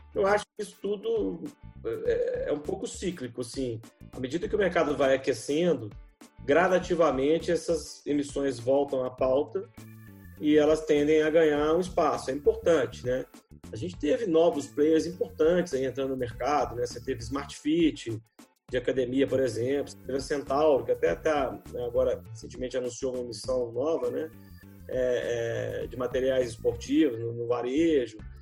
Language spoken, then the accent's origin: Portuguese; Brazil